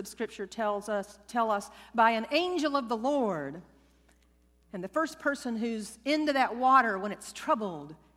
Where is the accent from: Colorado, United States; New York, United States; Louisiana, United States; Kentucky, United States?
Louisiana, United States; I was raised Southern Baptist in Louisiana